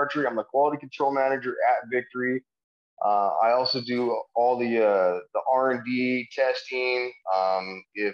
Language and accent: English; Wyoming, United States; moved away as an adult; also born or lived in San Diego; I'm originally from Wyoming. I grew up in the mountains hunting, fishing with my dad. Our family had a ranch up by the Devil's Tower